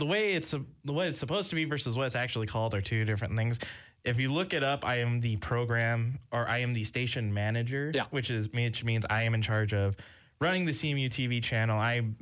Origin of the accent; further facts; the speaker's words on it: Pueblo, Colorado, United States; Being from Pueblo, I grew up more interested in Air Force football than anything else.